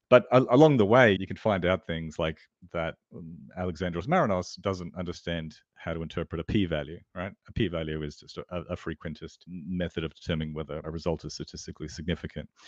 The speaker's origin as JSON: {"language": "English", "country": "Australia"}